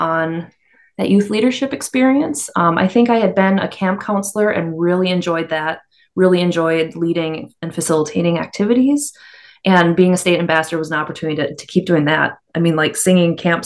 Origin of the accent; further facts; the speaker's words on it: Stevens County and Douglas County, Minnesota, United States; I grew up in Stevens County and then Douglas County